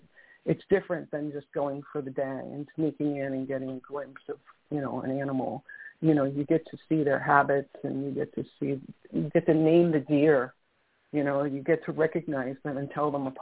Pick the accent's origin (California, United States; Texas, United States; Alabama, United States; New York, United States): New York, United States; New York City; now in Miami, United States; I grew up in New York City, and I lived near Forest Park